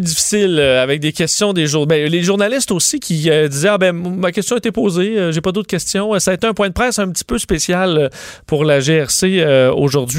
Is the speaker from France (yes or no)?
no; Canada; chez nous au Canada